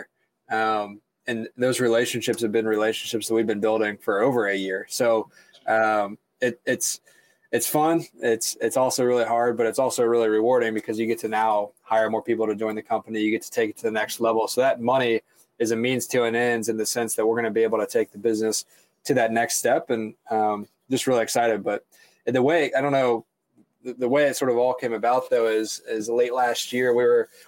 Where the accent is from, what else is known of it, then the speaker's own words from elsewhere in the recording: Chillicothe, Ohio, United States; also born or lived in Athens, Ohio / Columbus, Ohio; I'm born and raised here in Ohio. I grew about an hour south of Columbus